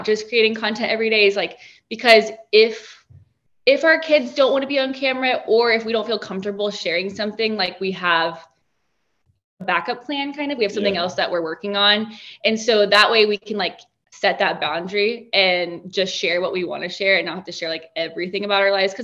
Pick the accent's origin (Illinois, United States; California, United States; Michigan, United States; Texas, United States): Texas, United States; My high school, you know, growing up in Texas, there were like 4 or 5 high schools that had country